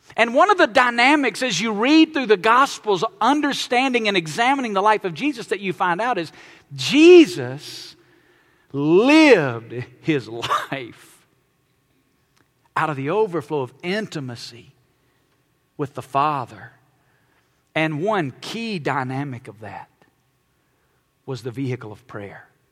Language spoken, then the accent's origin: English; Alabama, United States; I was born and raised in Alabama